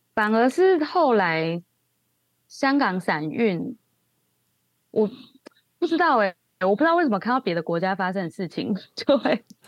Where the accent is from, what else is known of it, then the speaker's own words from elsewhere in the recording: Taiwan; moved away as an adult; now in Hong Kong; 身为台湾人